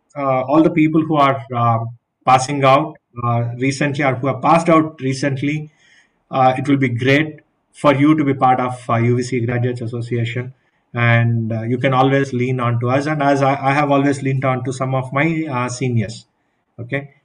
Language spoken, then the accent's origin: English; Bangalore, Karnataka, India; i'm from bangalore